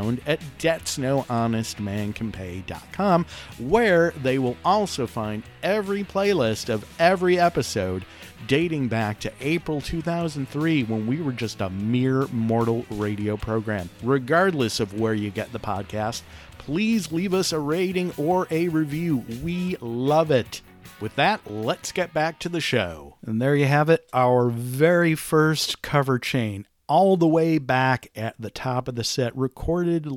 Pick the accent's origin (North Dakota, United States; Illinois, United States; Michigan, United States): Michigan, United States; Detroit; I grew up in Detroit